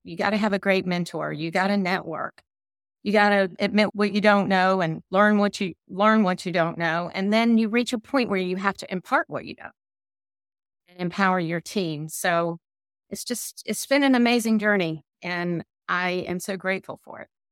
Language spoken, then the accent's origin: English; the South, United States; accent: Southern; my Southern accent